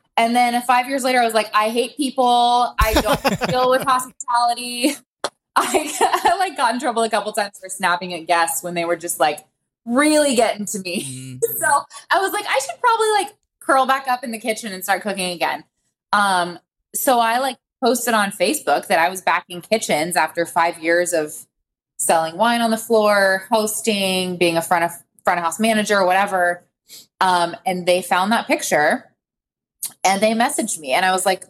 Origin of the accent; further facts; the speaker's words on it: Winter Park, Florida, United States; moved away as an adult; also born or lived in Auburn, Alabama / France / Napa Valley, California / Los Angeles, California; now in Atlanta, United States; I was born and raised in Winter Park, Florida